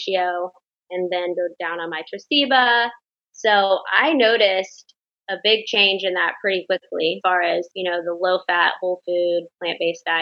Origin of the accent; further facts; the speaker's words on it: the South, United States; I'm from the South.